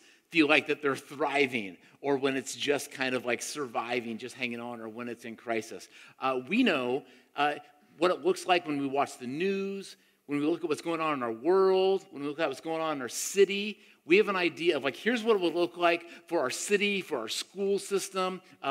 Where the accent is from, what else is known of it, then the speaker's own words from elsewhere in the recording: Tampa, Florida, United States; I grew up in Tampa, Florida, my middle school and early high school years